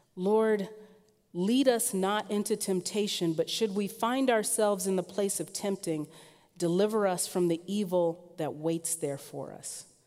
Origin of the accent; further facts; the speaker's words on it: Southern California, United States; now in Portland, United States; I am mostly from Southern California, which means I love the sun